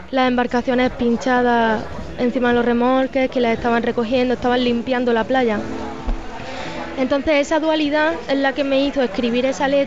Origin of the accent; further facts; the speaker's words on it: Spain; Porque lo que tenemos como españoles es la, inmensa suerte de verlo como espectadores, es decir, de esperar al otro lado de la orilla.